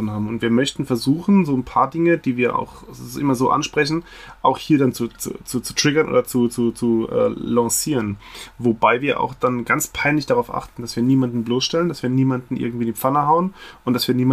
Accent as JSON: {"language": "German", "region": "Rhineland-Palatinate", "country": "Germany", "said": "Ich bin aus Rheinland-Pfalz"}